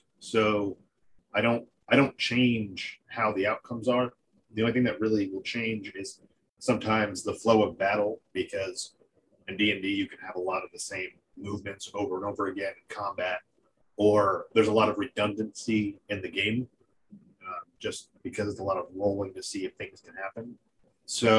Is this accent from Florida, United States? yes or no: no; North Carolina, United States; I'm from North Carolina